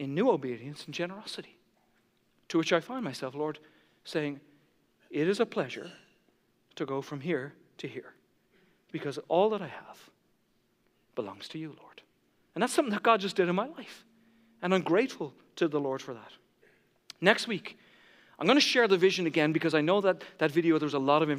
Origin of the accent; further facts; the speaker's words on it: Ireland; I grew up in the Catholic Church. And in Ireland, when you make your first Holy Communion, you visit every neighbor